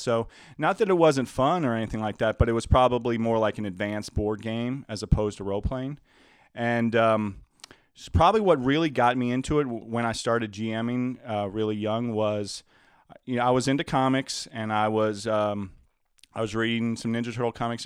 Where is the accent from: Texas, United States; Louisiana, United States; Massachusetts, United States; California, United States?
Louisiana, United States; moved away as an adult; I grew up in Louisiana where everything is a lot more moist